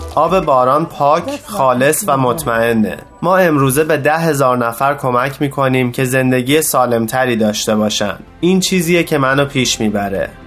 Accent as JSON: {"language": "Persian", "region": "Rajasthan", "country": "India", "tie": "born or raised there", "moved": "as an adult", "lives_now": "United States", "said": "من در راجستان به دنیا آمدم و برای کار با شرکت های بزرگ به آمریکا آمدم"}